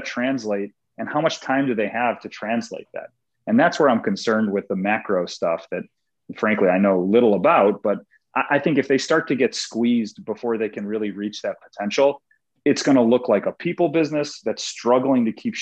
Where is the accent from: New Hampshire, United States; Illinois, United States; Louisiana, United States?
Illinois, United States; Chicago; I was a vendor at Wrigley Field for a long time growing up in Chicago